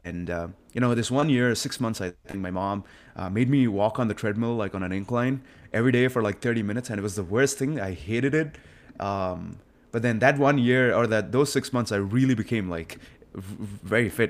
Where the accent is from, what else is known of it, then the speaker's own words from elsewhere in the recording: Hyderabad, Telangana, India; moved away as an adult; now in Austin, United States; I was a typical kid, uh, coming out of India and, um, I just got born and raised over there